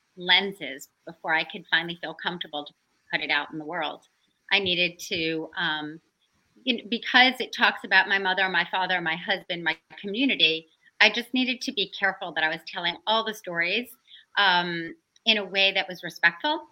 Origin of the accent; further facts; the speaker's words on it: the South, United States; growing up in the South